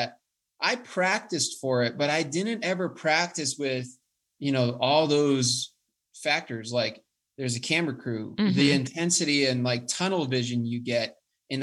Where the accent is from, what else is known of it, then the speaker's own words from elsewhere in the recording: Colorado Springs, Colorado, United States; I was from the Springs